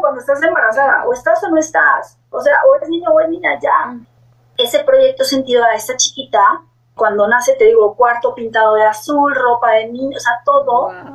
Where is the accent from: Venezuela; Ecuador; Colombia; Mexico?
Mexico; en mi país que yo vivo, que es México